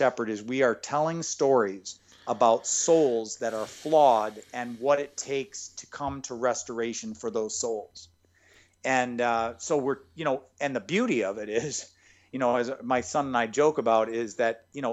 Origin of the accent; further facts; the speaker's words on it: Michigan, United States; moved away; I'm from Michigan originally